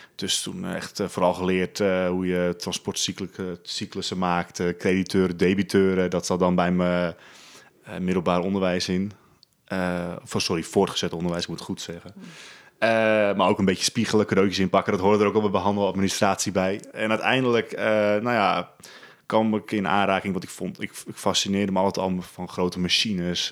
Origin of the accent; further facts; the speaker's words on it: Spierdijk, North Holland, Netherlands; Ik eh, ben geboren in eh, Spierdijk. Dat is een heel klein dorpje in de kop van Noord-Holland